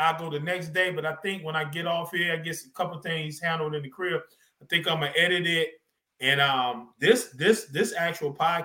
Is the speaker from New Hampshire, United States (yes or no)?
no; North Carolina, United States; moved away; I'm from North Carolina originally, North Carolina.